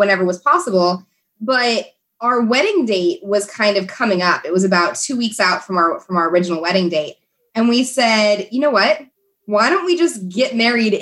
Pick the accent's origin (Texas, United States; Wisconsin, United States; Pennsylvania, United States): Texas, United States; Houston; also born or lived in Oklahoma / Fort Worth / Dallas / San Antonio; I mostly grew up in Texas, and I kind of lived all over. I grew up a little bit in Fort Worth, in Dallas, in San Antonio, other places